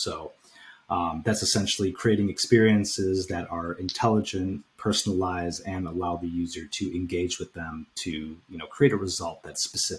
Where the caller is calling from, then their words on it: Chicago, Illinois, United States; So I'm calling in from Chicago. I live actually right outside of the Chicago on the border of Forest Park, Oak Park area. So it's about 15, 20 minutes west of the city.